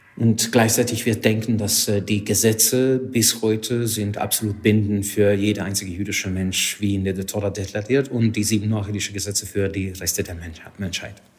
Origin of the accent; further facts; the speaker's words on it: Hungary; German is a second language; moved away as an adult; now in Germany; Ich komme ursprünglich aus Ungarn. Seit 19 Jahren bin ich in Deutschland